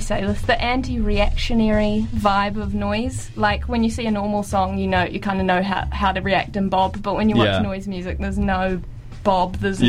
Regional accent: Perth, Western Australia, Australia; I'm from Australia. I was born in Perth.

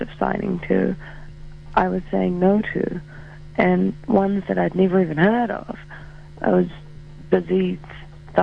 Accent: New Zealand; I'm from New Zealand

